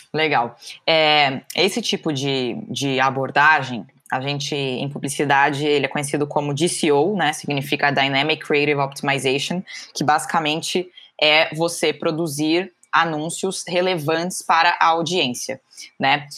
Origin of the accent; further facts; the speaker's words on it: São Paulo, Brazil; sou aqui de São Paulo